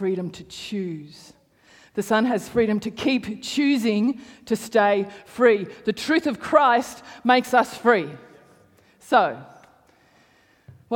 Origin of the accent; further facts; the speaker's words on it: Canberra, Australian Capital Territory, Australia; I grew up in, I grew up in Hawker